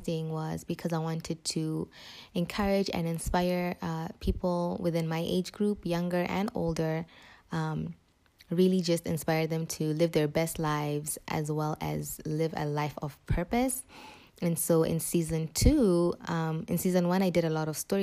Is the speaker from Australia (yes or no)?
no; Botswana; moved away as an adult; now in Zambia; I was born and raised in Botswana for 18 years.